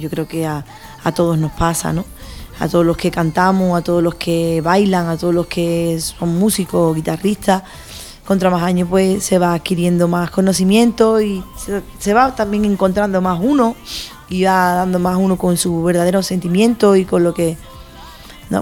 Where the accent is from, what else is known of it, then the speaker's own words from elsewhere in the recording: San Fernando, Andalusia, Spain; also born or lived in Madrid; siempre volví a mi tierra, ¿no? A San Fernando, a Cádiz